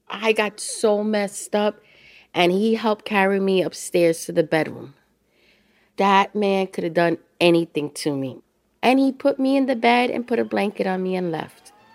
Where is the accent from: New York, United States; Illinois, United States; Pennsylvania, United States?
New York, United States; New York City; I grew up in the Bronx